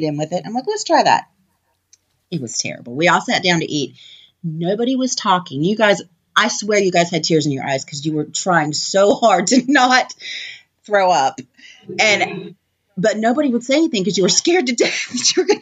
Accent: Orange, California, United States; moved away; also born or lived in North Carolina; I was born in Orange, California

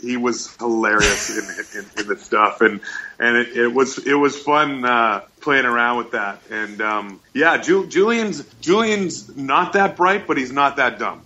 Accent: Winnipeg, Manitoba, Canada; my hometown of Winnipeg, Manitoba

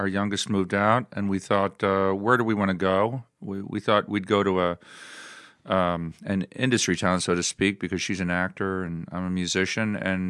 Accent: East Coast, United States; moved away as an adult; also born or lived in Midwest; now in Los Angeles, United States; I was born and raised on the East Coast

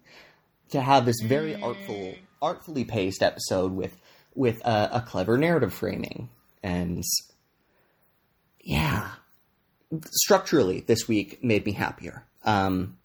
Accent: Canada; now in Vancouver, Canada; I'm recording today from my hometown, Treaty 8 territory, the traditional lands of the Cree, Dene, Tha, and Beaver people.

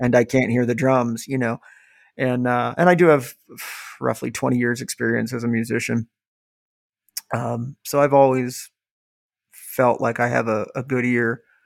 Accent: Ohio, United States; growing up where we grew up, um, you know, I was in the middle of nowhere, Ohio

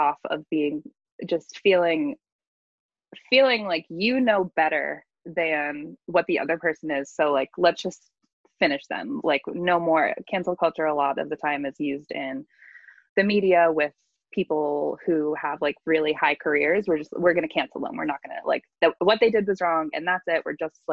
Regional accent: Boston, Massachusetts, United States; now in California, United States; I am originally from Boston, over on the East Coast

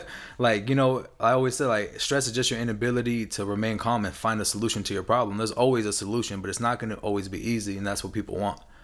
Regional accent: San Antonio, Texas, United States; now in California, United States; I'm from the South

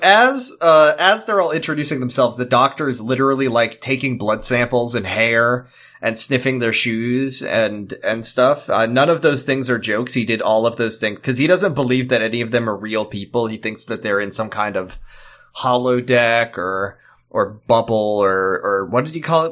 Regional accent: United States

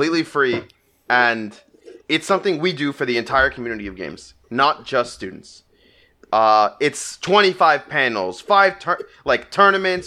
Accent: New York, United States; I'm a New Yorker

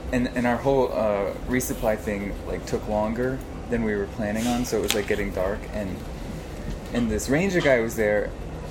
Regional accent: Northeast, United States; I grew up in the Northeast

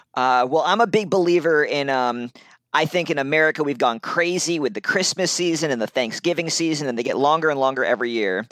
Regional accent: Brooklyn, New York, United States; now in Ohio, United States; I was born in Brooklyn

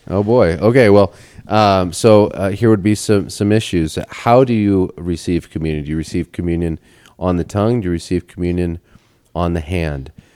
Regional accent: Portland, Oregon, United States; I grew up in Portland

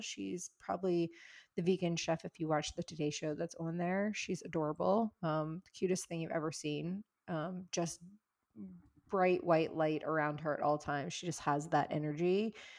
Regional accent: the South, United States; moved away; also born or lived in California / New York City; I grew up in the South where, like, you feed people to show your love

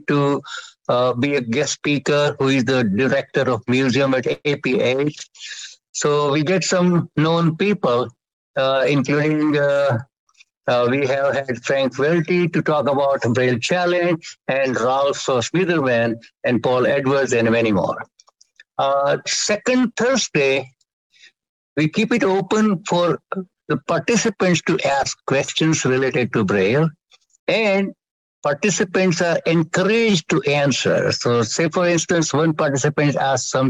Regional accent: India; also born or lived in Chicago, United States; now in Bay Area, California, United States; I'm an American citizen, although I'm from India

